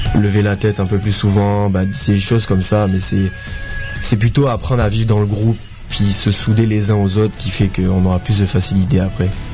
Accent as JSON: {"language": "French", "country": "Martinique", "tie": "born or raised there", "moved": "yes", "said": "là où j'ai grandi et j'ai été éduqué au soccer"}